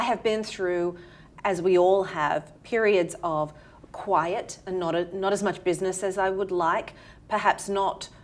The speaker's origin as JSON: {"language": "English", "country": "Australia", "accent": "Australian", "moved": "as an adult", "lives_now": "New York City, United States", "said": "originally, as you can tell from my accent, from Australia"}